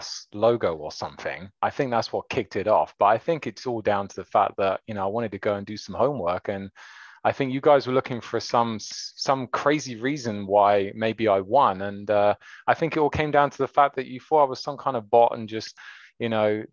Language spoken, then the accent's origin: English; Ogmore-by-Sea, Wales, United Kingdom; Ogmore-by-Sea, which is in Wales, which hardly anybody would have ever heard